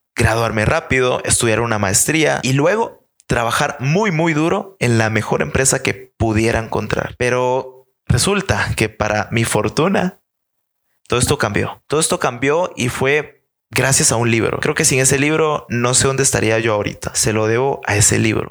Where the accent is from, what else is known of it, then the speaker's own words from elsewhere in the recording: Guatemala; Yo nací en Guatemala en 1995 no hagas la mate, tengo 23 años actualmente y pues me crié en una familia maravillosa